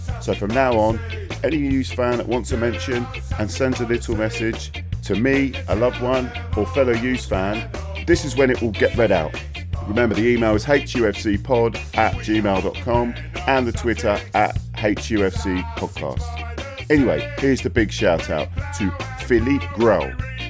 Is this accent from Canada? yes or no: no; London, United Kingdom; moved away; I'm originally from West London